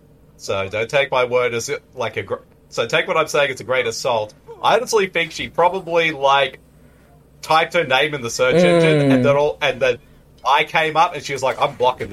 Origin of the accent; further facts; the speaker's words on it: New York, United States; We're all from New York.